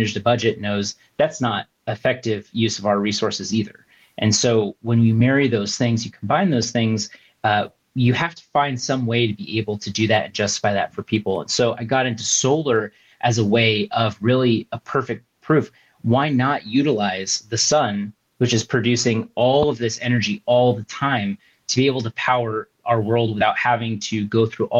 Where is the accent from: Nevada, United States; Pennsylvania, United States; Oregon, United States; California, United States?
California, United States; Southern; I was born and raised in Southern California.